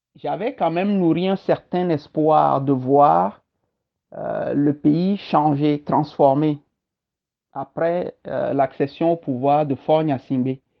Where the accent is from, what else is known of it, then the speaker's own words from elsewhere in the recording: Togo; moved away as an adult; also born or lived in Kpalimé, Togo / Bassar, Togo / Lomé, Togo / Senegal; now in Montreal, Canada; je suis togolais et fier de l'être